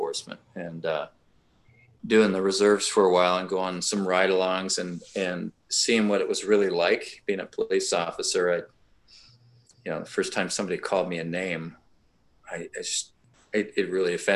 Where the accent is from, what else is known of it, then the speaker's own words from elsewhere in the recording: Vancouver, British Columbia, Canada; I'm this Canadian from Vancouver, British Columbia